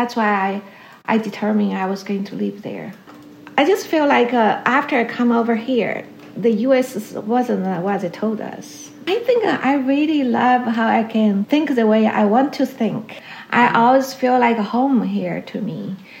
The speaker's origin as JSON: {"language": "English", "town": "Chengdu", "region": "Sichuan", "country": "China", "tie": "born or raised there", "also_born_or_lived": "northern China / Wuhan", "moved": "as an adult", "lives_now": "Lexington, United States", "said": "I was born in a city, northern city in China. But I grew up in Chengdu, Sichuan, where the panda bear from."}